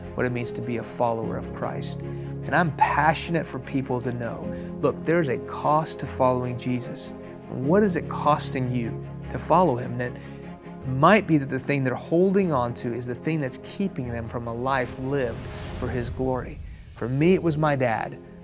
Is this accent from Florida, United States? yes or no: no; Houston, Texas, United States; first language Farsi; English is a second language; also born or lived in Iran; I was born in Houston. When I was 2 years old, my family moved to Iran, where my parents are from. When I was 6 years old, the Islamic Revolution of the late 70s hit that country. We moved back to Houston.